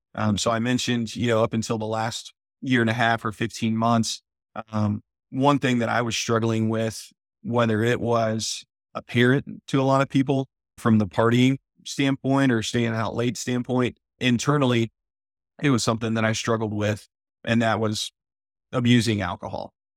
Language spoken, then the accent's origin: English; El Campo, Texas, United States; growing up in El Campo, Texas, a town of about ten thousand people, and actually, I grew up on one hundred twenty-five acres out there in a smaller town called Luis, Texas